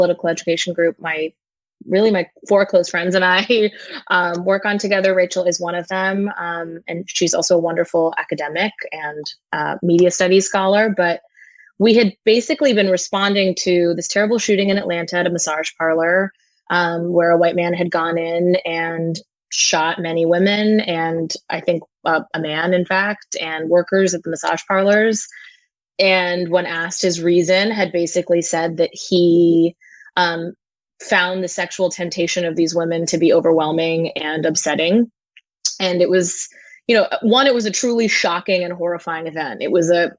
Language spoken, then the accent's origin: English; India; now in Brooklyn, United States; I was born in India